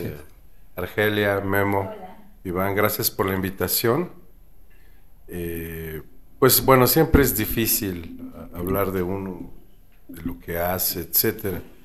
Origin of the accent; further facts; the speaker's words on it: Mexico City, Mexico; yo nací en la Ciudad de México